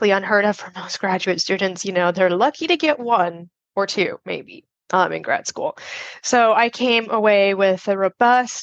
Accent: Las Vegas, Nevada, United States; I grew up in Las Vegas, Nevada

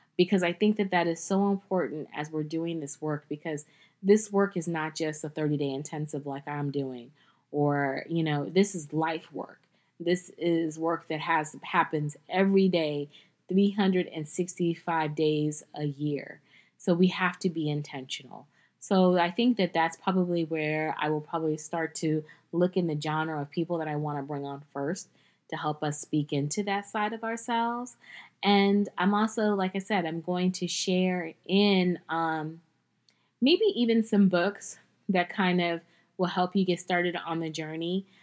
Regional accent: United States; as an American

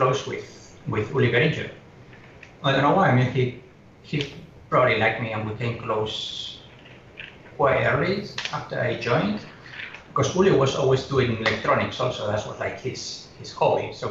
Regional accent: Oviedo, Asturias, Spain; moved away as an adult; also born or lived in Germany / England; now in Hong Kong; it's a small city in the north called Oviedo. You know, like Atlantic side. It's not one of famous cities. Just a tiny, well, tiny for the, 200,000 people living there. And I had my whole life there

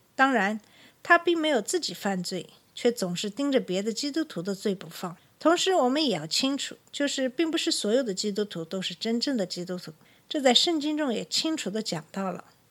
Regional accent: China; 作为中国人

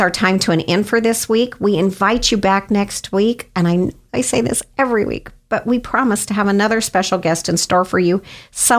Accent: Canyon County, Idaho, United States; We're both from Canyon County

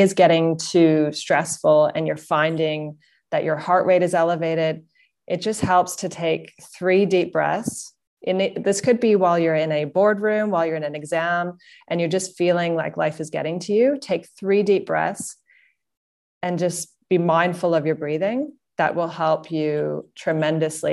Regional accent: Canada; moved away as an adult; also born or lived in Singapore; now in Sydney, Australia; I'm based out of Sydney, Australia. And, um, I come from Canada.

